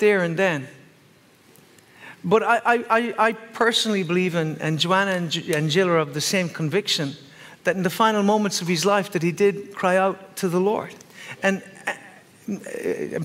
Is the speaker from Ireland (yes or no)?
yes; Ireland; I'm Irish